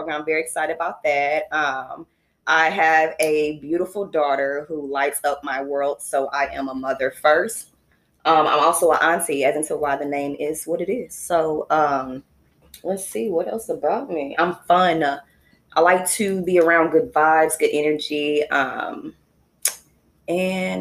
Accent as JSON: {"language": "English", "town": "St. Louis", "region": "Missouri", "country": "United States", "tie": "born or raised there", "also_born_or_lived": "Huntsville, Alabama", "said": "We are born and raised in St. Louis, Alabama"}